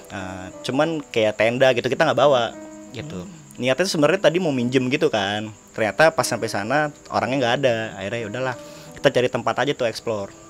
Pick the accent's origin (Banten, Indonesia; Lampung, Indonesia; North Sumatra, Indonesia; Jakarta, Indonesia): Banten, Indonesia; Tangerang; dari Tangerang